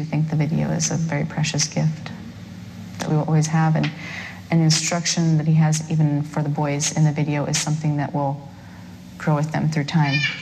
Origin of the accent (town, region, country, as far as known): Waterloo, Iowa, United States; born or raised there; moved away as an adult; now in Ankeny, United States